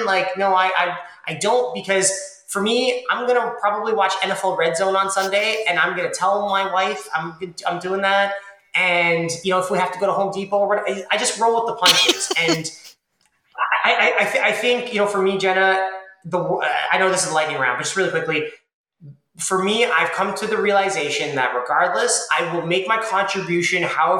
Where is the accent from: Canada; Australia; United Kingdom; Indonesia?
Canada; Toronto, Ontario; I grew up in Toronto